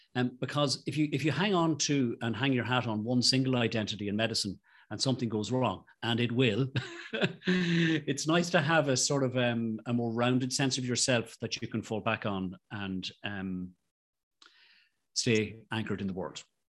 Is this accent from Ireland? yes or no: yes; Ireland; I'm Irish